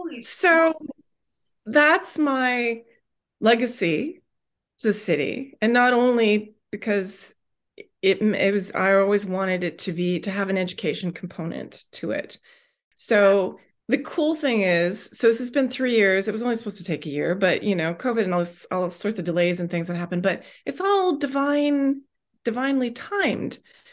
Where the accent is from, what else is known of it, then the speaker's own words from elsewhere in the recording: West Coast, Canada; and I'm not from here originally, right? I'm from the West Coast.